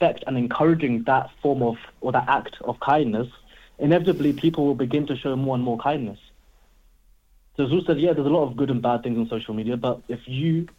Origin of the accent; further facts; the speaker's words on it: London, United Kingdom; growing up in London, I mean, we always say, like, to our friends, oh, yo, what are you saying? You good?